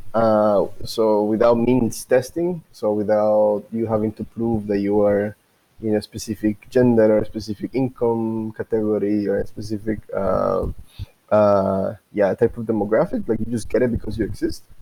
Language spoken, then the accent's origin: English; Guatemala; I'm from Guatemala